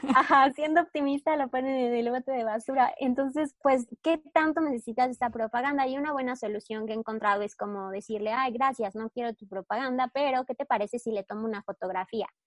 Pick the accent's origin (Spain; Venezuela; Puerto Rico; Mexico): Mexico